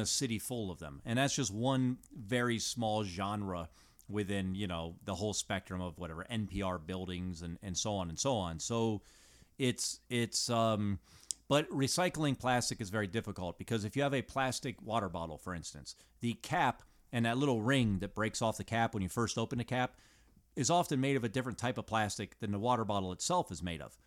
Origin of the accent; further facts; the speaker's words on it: United States; as an American, as from America